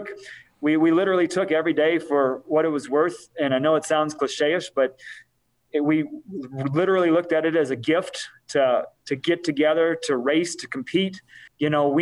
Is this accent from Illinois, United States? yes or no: yes; Rockford, Illinois, United States; also born or lived in Pennsylvania; We moved here from Pennsylvania when he got a job there. We lived in Rockford. I went to high school in Rockford